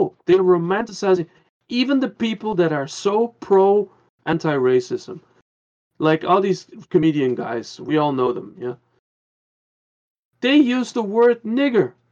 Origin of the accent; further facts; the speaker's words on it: Curaçao; also born or lived in Netherlands; now in Germany; I came from the Netherlands. I was like 4 and a half and we moved to Curacao.